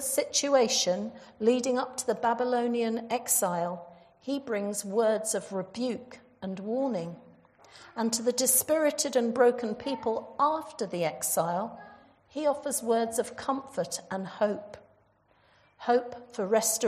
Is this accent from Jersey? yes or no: yes; Jersey; moved away; I come from Jersey in the Channel Islands.